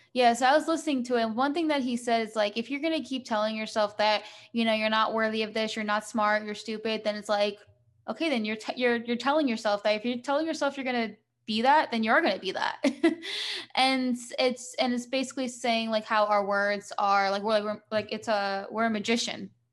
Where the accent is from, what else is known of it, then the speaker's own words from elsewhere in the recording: New Jersey, United States; I'm from the US